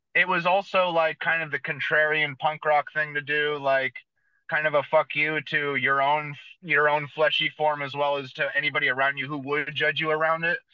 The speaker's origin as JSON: {"language": "English", "town": "San Jose", "region": "California", "country": "United States", "tie": "born or raised there", "said": "I was born and raised in San Jose, California, so it's about an hour south of San Francisco."}